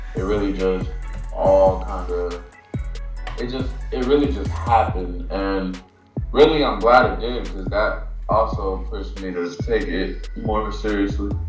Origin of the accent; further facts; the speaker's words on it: Atlanta, Georgia, United States; I was born and raised in Atlanta